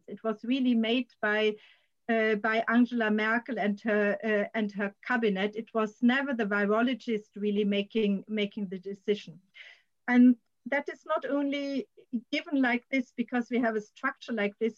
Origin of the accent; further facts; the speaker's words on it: Germany; now in Sweden; perspective continuously of my home country.